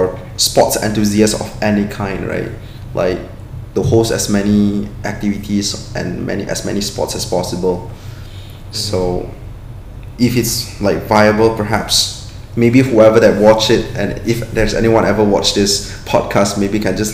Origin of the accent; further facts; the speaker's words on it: Klang, Selangor, Malaysia; I'm from Klang.